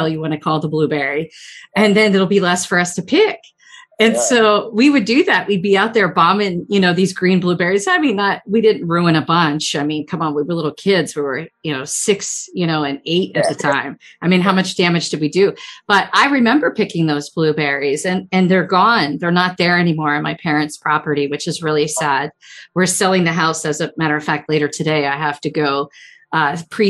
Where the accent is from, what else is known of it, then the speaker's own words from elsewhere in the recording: Chester County, Pennsylvania, United States; When I was a little kid, I grew up in Chester County. And I'm still in Chester County